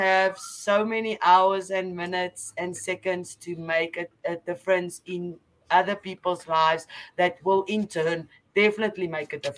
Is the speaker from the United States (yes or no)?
no; South Africa; I'm from South Africa